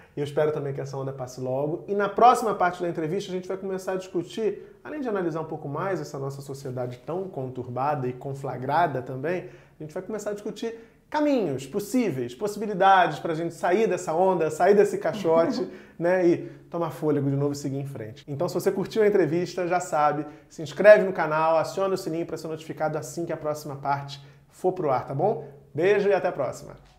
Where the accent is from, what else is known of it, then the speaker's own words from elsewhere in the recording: Rio de Janeiro, Brazil; eu sou de Realengo também, na Zona Oeste aqui do Rio